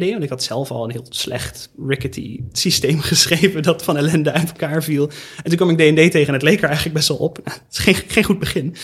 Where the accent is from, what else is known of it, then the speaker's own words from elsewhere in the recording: Netherlands; accent: hard G; ik ben misschien een beetje een atypische gast op deze podcast. Ten eerste, ik heb een harde G. Wat doe ik hier?